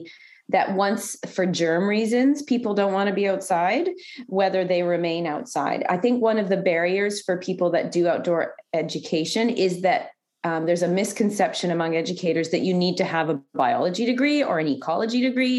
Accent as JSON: {"language": "English", "country": "Canada", "said": "being a Canadian"}